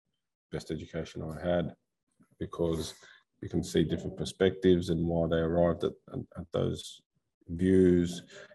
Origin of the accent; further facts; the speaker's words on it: Australia; moved away; also born or lived in United States / Turkey / China / South Korea; My brothers live in the US, you know. I was born there. I grew up in Australia.